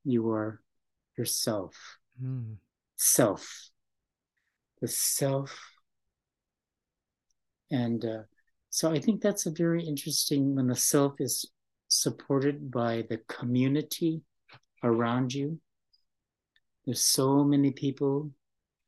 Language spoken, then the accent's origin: English; United States; English is a second language; our people, Native American people